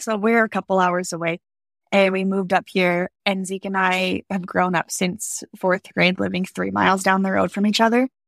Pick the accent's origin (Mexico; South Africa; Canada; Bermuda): Canada; Alberta; moved away as an adult; also born or lived in Wyoming; I grew up in Alberta, Canada